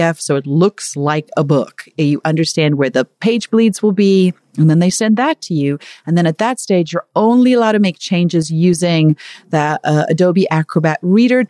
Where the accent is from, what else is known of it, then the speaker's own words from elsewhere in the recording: Zululand, KwaZulu-Natal, South Africa; I was born in Zulu land